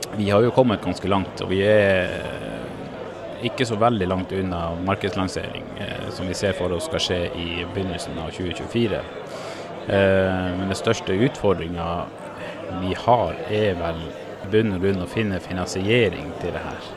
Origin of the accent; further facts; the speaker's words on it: Norway; jeg ble født på Lopphavet. Okay. I en leggeskyssbåt på vei til Hamar sykehus